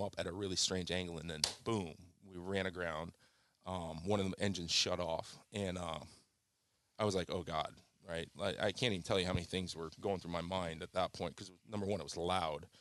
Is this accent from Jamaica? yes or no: yes; Kingston, Jamaica; moved away; I came from a turbulent childhood. I was born in Jamaica, in Kingston, Jamaica. and I was, uh, in the seventies, which was a very turbulent, violent place.